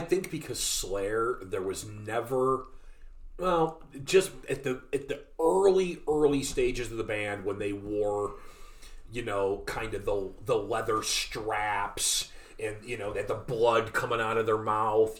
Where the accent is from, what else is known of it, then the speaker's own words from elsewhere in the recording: Northeast Ohio, United States; we're from we're from Northeast Ohio